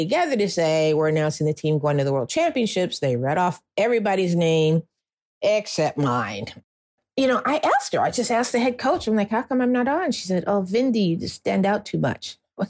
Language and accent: English; Detroit, Michigan, United States; I did not grow up in some crazy place where people didn't fight for their rights. I'm from Detroit.